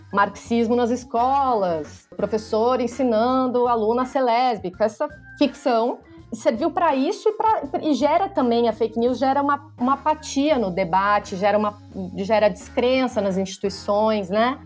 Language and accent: Portuguese; Rio Grande do Sul, Brazil; now in São Paulo, Brazil; sou jornalista, moro em São Paulo, uh, sou do Rio Grande do Sul